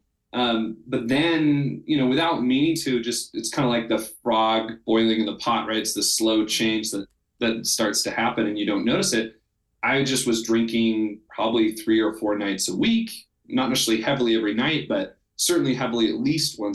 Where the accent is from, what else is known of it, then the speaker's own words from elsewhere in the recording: Salt Lake City, Utah, United States; I grew up in Salt Lake City, Utah, and I grew up very LDS